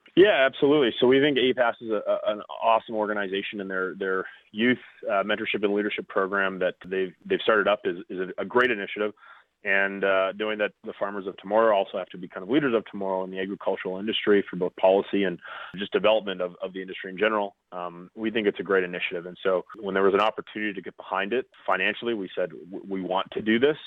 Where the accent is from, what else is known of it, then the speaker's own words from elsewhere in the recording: Foam Lake, Saskatchewan, Canada; my roots are in Foam Lake, Saskatchewan. That's my hometown